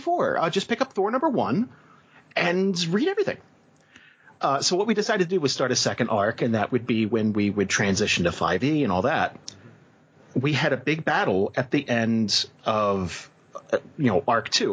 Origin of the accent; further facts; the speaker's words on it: New Jersey, United States; moved away as an adult; I grew up in Jersey